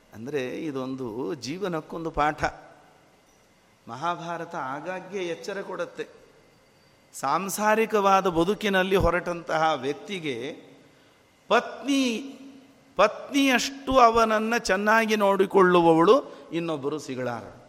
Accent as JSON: {"language": "Kannada", "town": "Bagalkot", "region": "Karnataka", "country": "India", "said": "ನಾವು ಬಾಗಲಕೋಟೆಯಿಂದ ಬಂದವರು"}